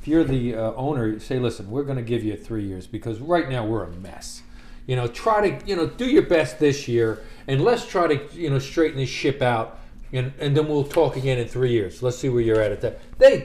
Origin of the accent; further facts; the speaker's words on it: Roslyn, Pennsylvania, United States; I'm from Roslyn